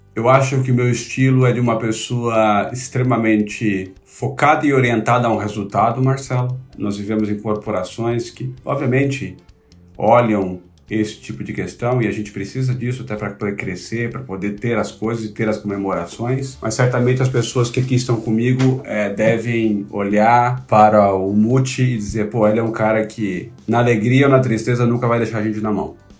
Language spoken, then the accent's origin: Portuguese; São Paulo, Brazil; Eu sou paulistano, da Gema, para ser mais preciso, eu nasci em Itaquera, né, no município de São Paulo